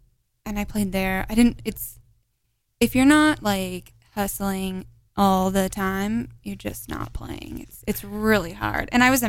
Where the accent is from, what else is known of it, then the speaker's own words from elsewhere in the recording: Arizona, United States; moved away as an adult; also born or lived in Nashville; I grew up in Arizona, so I am not used to anything, you know, under like 40.